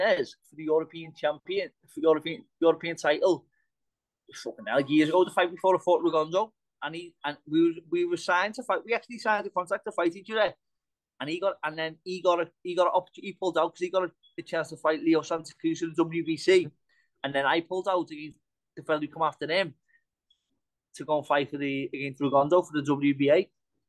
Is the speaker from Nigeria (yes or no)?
no; England, United Kingdom; I'm from England and staying in Ireland